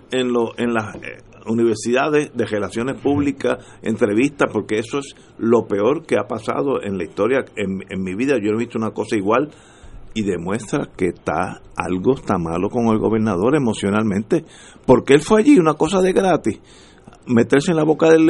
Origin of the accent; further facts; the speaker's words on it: Puerto Rico; yo soy puertorriqueño